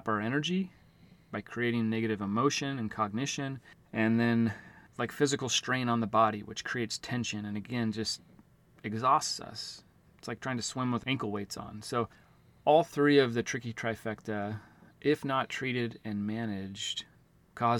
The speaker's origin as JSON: {"language": "English", "town": "Auburn", "region": "Washington", "country": "United States", "said": "I'm from Auburn, Washington, which is the Seattle-Tacoma area."}